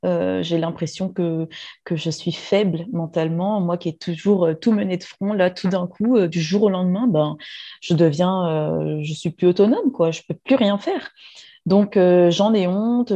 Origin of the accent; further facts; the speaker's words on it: Réunion; moved away as an adult; also born or lived in metropolitan France; je suis réunionnaise, je vis actuellement euh, à La Réunion